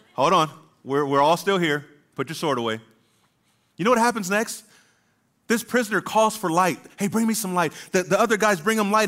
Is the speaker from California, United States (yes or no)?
yes; Southern California, United States; moved away as an adult; I was born in Southern California, and I lived there until I was eighteen